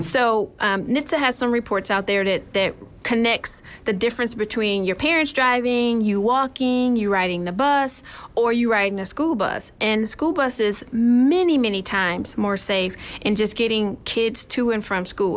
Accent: Michigan, United States; So, I'm actually from Michigan. Okay. And growing up in Michigan

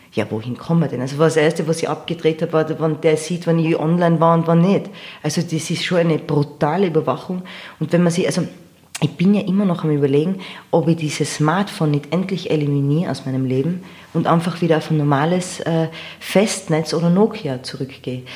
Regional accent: Innsbruck, Tyrol, Austria; accent: Tyrolean; moved away as an adult; also born or lived in United States; Ich bin aufgewachsen in Innsbruck

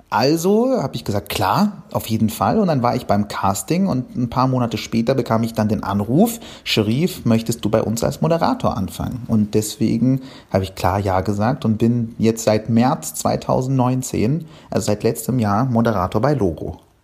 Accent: Cairo, Cairo Governorate, Egypt; now in Germany; ich bin ja in Kairo, in Ägypten aufgewachsen

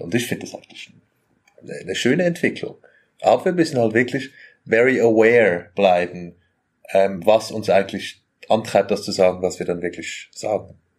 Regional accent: Zurich, Switzerland; ich bin aus Zürich, so aus der Zwingli-Stadt

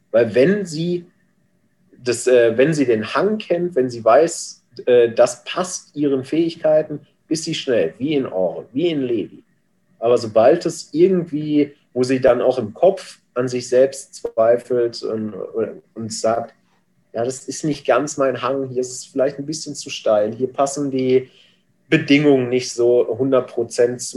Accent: North Rhine-Westphalia, Germany; born there; Ich komme aus gebürtig aus dem Ruhrgebiet.

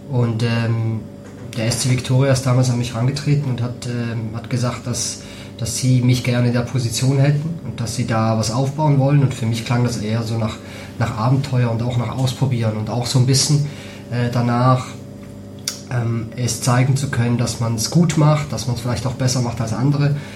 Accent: St. Gallen, Switzerland; moved away as an adult; also born or lived in Geneva; now in Hamburg, Germany; Und ich komme aus St. Gallen, also das heißt, ich habe in Genf ge gewohnt und irgendwie war mir nach was Neuem.

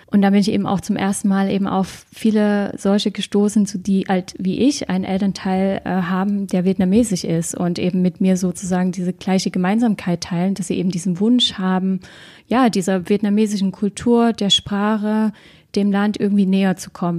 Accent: Germany; Ich bin in, noch damals in der DDR ähm, geboren

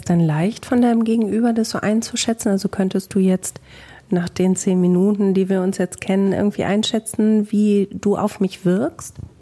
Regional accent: Bielefeld, North Rhine-Westphalia, Germany

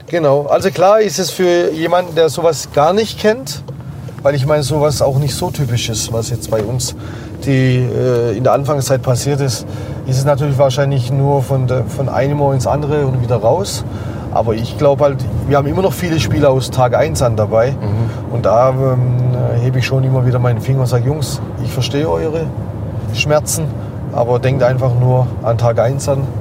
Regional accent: Baden-Württemberg, Germany; eins, zwei, drei Häuser, wo ich groß geworden bin

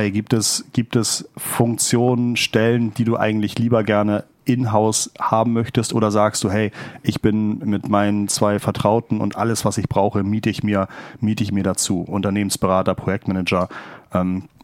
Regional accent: Hamburg, Germany; ich komme ich komm aus Hamburg.

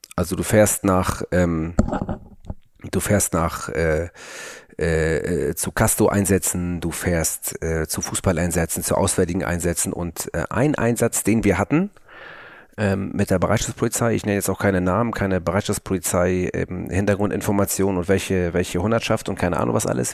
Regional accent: Hamburg, Germany; bei uns in Hamburg

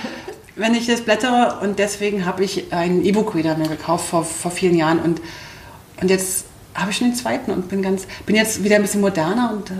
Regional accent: Berlin, Germany; accent: Berlinerisch; ich komme aus Berlin

